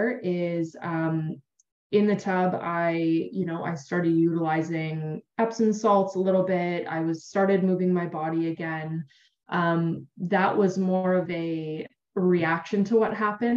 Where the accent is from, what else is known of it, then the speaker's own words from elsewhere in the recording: Ontario, Canada; I'm from Canada, so We've got a beautiful bay called Georgian Bay here in Ontario